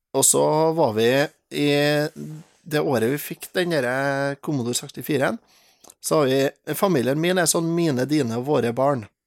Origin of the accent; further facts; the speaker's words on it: Steinkjer, Trøndelag, Norway; Jeg er jo fra Steinkjer